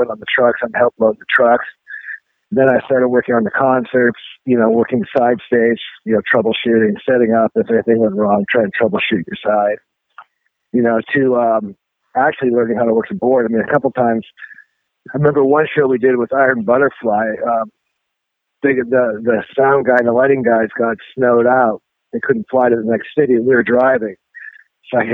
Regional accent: Canada; I'm from Canada. I remember being in high school

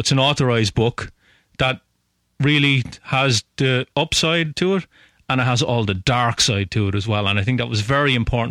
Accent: Ireland

